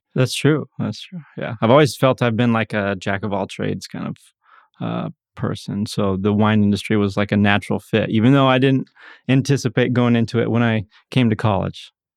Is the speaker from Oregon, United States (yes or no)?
yes; Ontario, Oregon, United States; moved away; I'm originally from Ontario, Oregon, Eastern Oregon